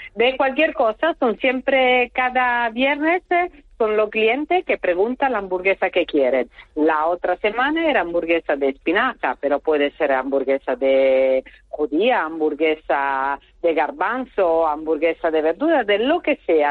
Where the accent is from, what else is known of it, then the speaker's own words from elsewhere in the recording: northern Italy, Italy; Spanish is a second language; moved away as an adult; now in Puerto del Rosario, Spain; estoy del norte, yo vivo entre Milano y Turín, eh, ahí en el medio